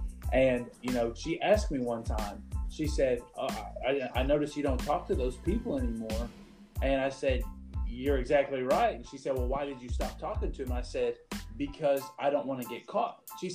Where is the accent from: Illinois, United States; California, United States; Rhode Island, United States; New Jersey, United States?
Illinois, United States; now in Arkansas, United States; A lot of people know that I moved from Illinois to Arkansas, and I had a hard time letting go of some of those friends back home.